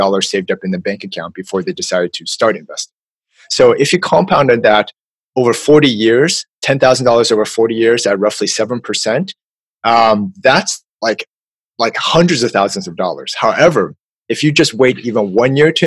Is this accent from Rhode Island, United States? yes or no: no; California, United States; I'm from California